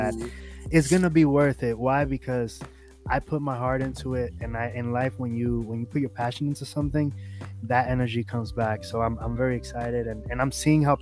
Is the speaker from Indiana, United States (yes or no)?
no; New York City, New York, United States; I was born and raised in New York